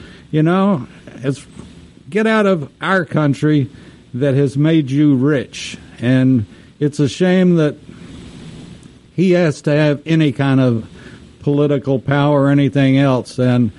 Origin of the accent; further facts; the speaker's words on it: Texas, United States; being a Texan and being a very loyal American as well, and spending a lot of time in Dallas and that area